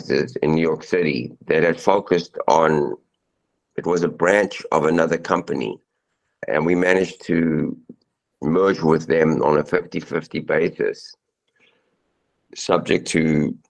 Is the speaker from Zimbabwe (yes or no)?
yes; Zimbabwe; moved away; I'm an immigrant. I was born in Zimbabwe. I came here in 1980.